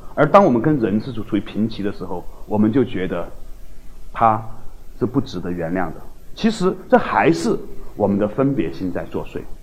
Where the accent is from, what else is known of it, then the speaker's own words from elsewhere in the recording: China; 或者我们中国人称之叫慧的东西